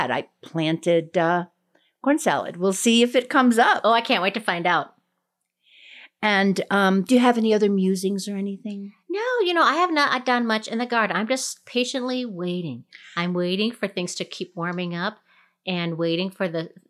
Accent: Colorado, United States; And I'm …. We're backyard gardeners from Colorado.

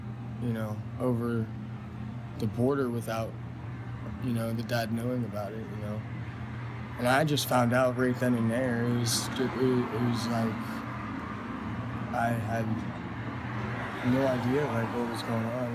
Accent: Hubbard, Ohio, United States; moved away as an adult; also born or lived in Nevada; now in Los Angeles, United States; I'm from Hubbard, Ohio

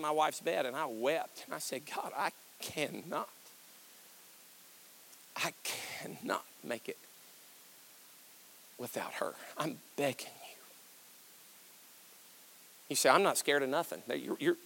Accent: Kentucky, United States; I'm from Kentucky

